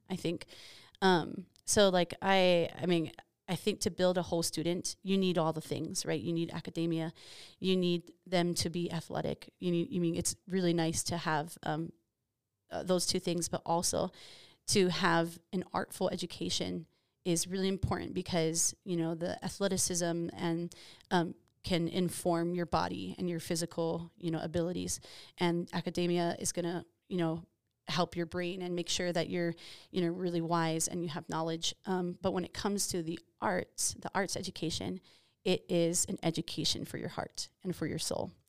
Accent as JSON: {"language": "English", "region": "Hawaii", "country": "United States", "moved": "yes", "said": "I'm from Hawaii"}